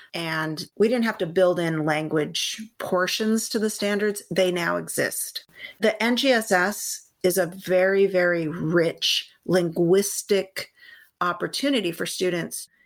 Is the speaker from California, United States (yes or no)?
yes; San Gabriel Valley, California, United States; So I am a California native. I grew up in the San Gabriel Valley